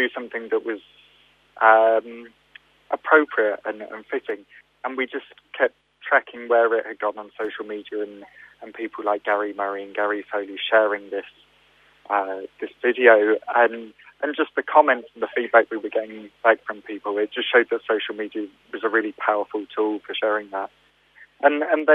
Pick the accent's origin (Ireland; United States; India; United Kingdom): United Kingdom; we're British people